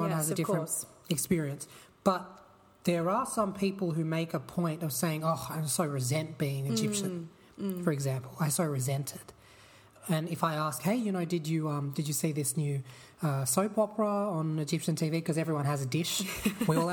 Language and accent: English; Sydney, New South Wales, Australia; I grew up in the Shire, in the Sutherland Shire, which is, you know, very Anglo part of Sydney